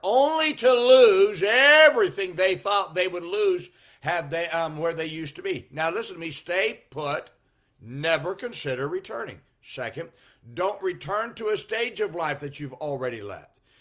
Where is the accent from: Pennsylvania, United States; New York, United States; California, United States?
California, United States; Salinas; moved away; I grew up in Salinas, California